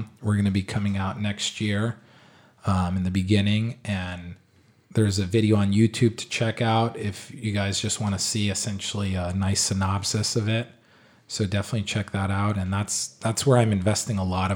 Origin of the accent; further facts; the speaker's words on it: Israel; moved away; I grew up in Israel